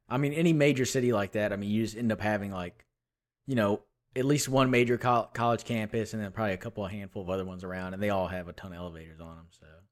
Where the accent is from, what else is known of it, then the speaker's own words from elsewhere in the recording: Houston, Texas, United States; also born or lived in Austin, Texas; I'm from Houston